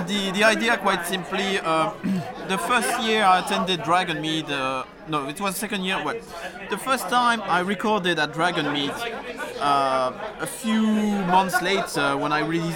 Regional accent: Belgium; accent: French; first language French; English is a second language; now in London, United Kingdom; my first language is French. I was born in Belgium

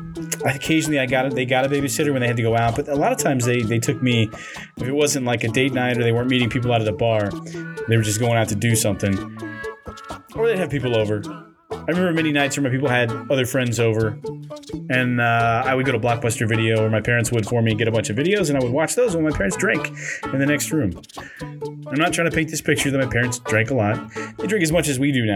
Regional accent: Kansas City, Missouri, United States; also born or lived in Jamesport, Missouri; where I'm from, Kansas City or the Midwest

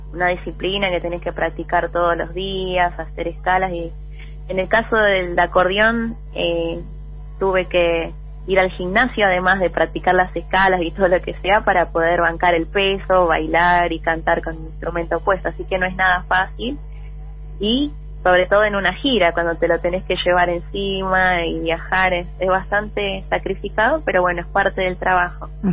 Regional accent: Buenos Aires, Argentina; yo nací en Capital Federal, en Buenos Aires. Soy del barrio de San Telmo

